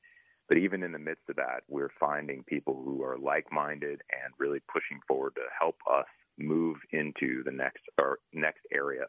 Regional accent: Midwest, United States; moved away as an adult; I'm actually from the Midwest

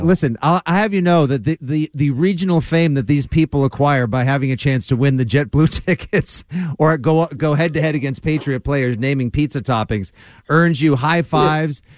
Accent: South Shore, Massachusetts, United States; I'm from the South Shore. We only swear at people we care about.

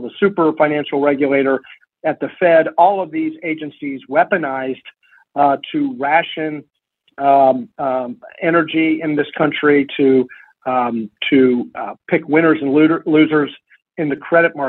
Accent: Lexington, Kentucky, United States; born or raised there

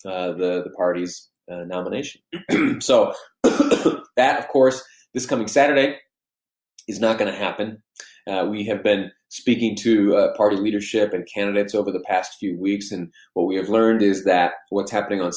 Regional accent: New York, United States; now in Utah, United States; I did some of my growing up in New York State, where things are vastly different

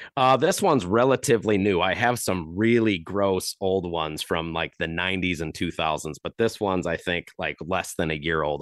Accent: Chesterton, Indiana, United States; growing up in the Chicagoland area in Chesterton, Indiana

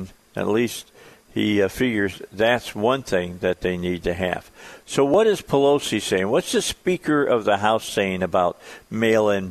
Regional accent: outside of Chicago, Illinois, United States; moved away; growing up outside of Chicago

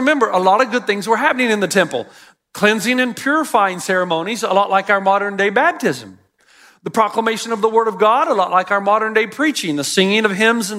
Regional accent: Elizabethton, Tennessee, United States; This is the house I grew up in Elizabethton, Tennessee

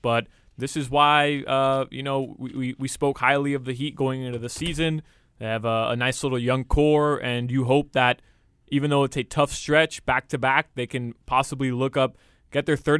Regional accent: Kendall, Florida, United States; I'm from Kendall. I'm from Cape Town.

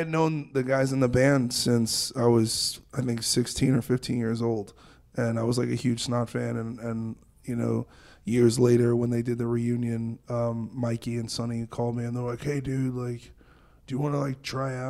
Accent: New York, United States; I grew up in New York, so this is like next door for us.

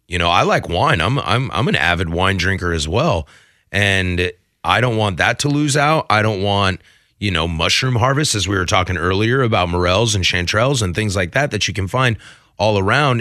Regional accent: Pacific Northwest, United States; being born and raised in the Pacific Northwest

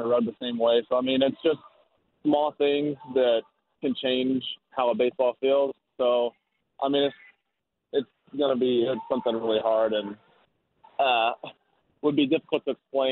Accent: Alabama, United States; Growing up in Alabama

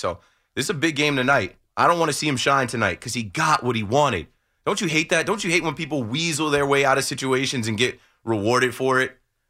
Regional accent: New York, United States; I'm also rooting for him to fail as a Yankees fan, as a New Yorker, as a host here at WFAN

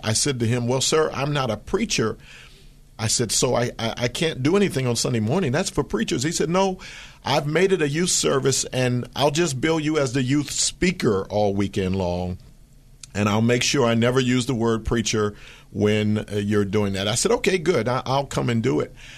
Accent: Philadelphia, Pennsylvania, United States; now in Fremont, United States; That was my hometown

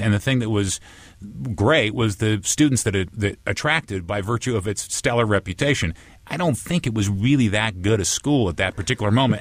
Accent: Santa Barbara, California, United States; moved away as an adult; also born or lived in Chicago; I grew up surfing and stuff in Santa Barbara

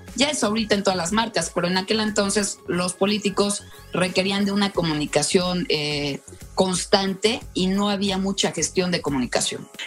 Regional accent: Yucatán, Mexico; also born or lived in Mexico City; now in Querétaro, Mexico; soy de Yucatán, viví mucho tiempo en México y eh, hace como 25 años me vine a Querétaro

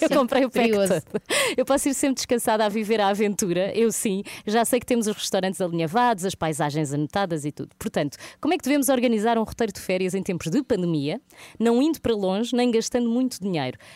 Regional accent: Portugal; eu, como boa portuguesa que sou

